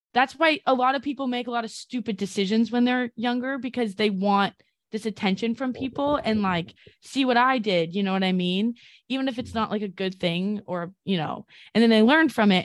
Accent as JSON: {"language": "English", "region": "California", "country": "United States", "moved": "yes", "lives_now": "New York, United States", "said": "I'm from California"}